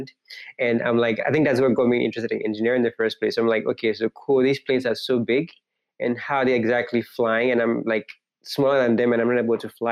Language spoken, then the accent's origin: English; Accra, Greater Accra, Ghana; moved away as an adult; now in United States; Growing up, I grew up in like a city in Ghana, I mean, the capital city in Ghana